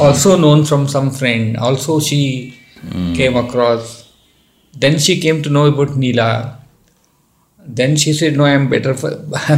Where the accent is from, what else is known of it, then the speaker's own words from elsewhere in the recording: Dharwad, Karnataka, India; there is a family, we are all from Dharwad